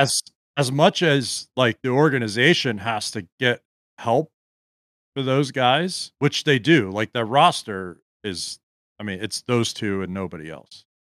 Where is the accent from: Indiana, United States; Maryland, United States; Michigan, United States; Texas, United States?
Maryland, United States; Gaithersburg; I grew up in Gaithersburg